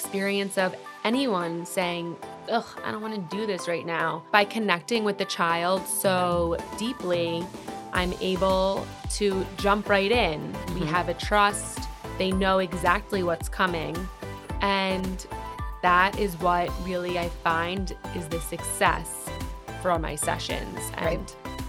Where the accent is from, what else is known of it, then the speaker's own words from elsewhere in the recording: New York, United States; Yeah, so I'm from New York